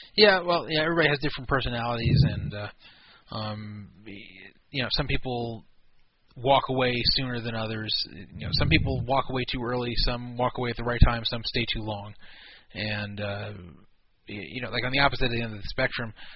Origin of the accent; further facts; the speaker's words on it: United States; Being an American